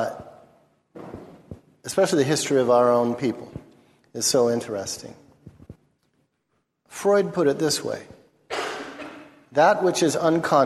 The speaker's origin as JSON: {"language": "English", "town": "Los Angeles", "region": "California", "country": "United States", "tie": "born or raised there", "said": "I'm from Los Angeles. I've seen my city burn twice in my lifetime, once in 1965 when I was 10"}